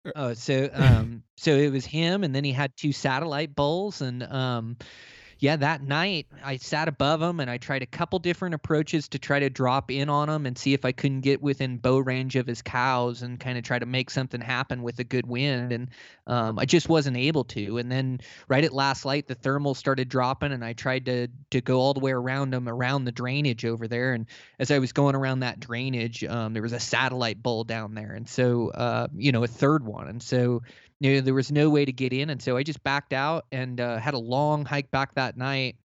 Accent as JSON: {"language": "English", "town": "Olympia", "region": "Washington", "country": "United States", "tie": "born or raised there", "moved": "yes", "said": "I grew up in Olympia, Washington"}